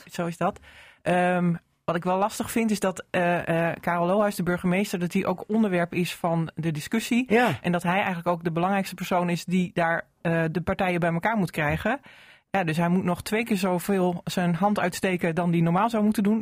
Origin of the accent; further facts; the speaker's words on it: northern Netherlands, Netherlands; Maar ik ben wel Noorderling.